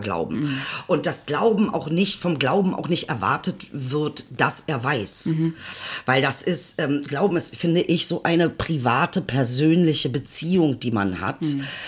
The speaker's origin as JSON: {"language": "German", "town": "Celle", "region": "Lower Saxony", "country": "Germany", "tie": "born or raised there", "also_born_or_lived": "Benefeld-Bomlitz / Berlin-Kreuzberg", "moved": "yes", "lives_now": "Berlin, Germany", "said": "ich bin in Celle geboren, ist eine, damals war es eine 70.000 Einwohnerstadt. Ähm, und dann bin ich ja halt nochmal in, in einen kleineren ähm, Ort gekommen und das war dann Benefeld-Bomlitz"}